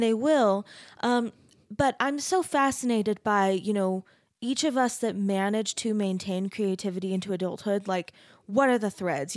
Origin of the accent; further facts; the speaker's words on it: Arizona, United States; I grew up in Arizona